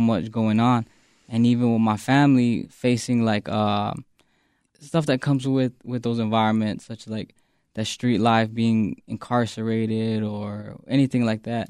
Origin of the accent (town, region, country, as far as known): Phoenix, Arizona, United States; born or raised there